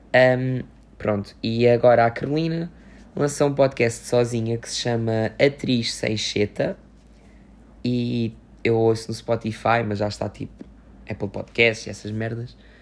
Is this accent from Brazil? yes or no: no; Loulé, Faro, Portugal; o festival que houve aqui na minha terra, na minha terra, que é o Festival Med